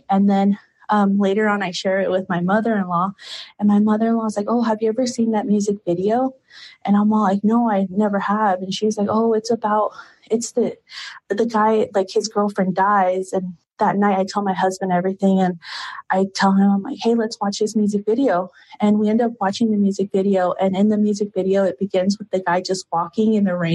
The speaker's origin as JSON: {"language": "English", "country": "Peru", "tie": "born there", "said": "and I was born in Peru, but I just, yeah."}